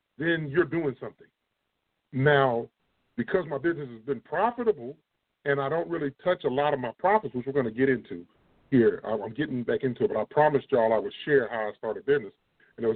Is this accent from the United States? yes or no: yes; East Moline, Illinois, United States; East Mo is where I'm from. I'm from East Moline, Illinois